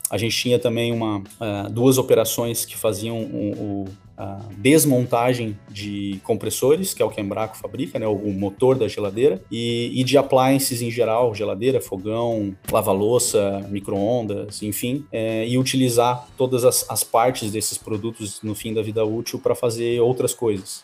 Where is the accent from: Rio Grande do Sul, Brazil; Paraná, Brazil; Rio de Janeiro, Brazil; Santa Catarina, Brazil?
Santa Catarina, Brazil; Lages; eu sou de Lages, Santa Catarina, com bastante orgulho, brasileiro, com bastante orgulho. Tive uma infância feliz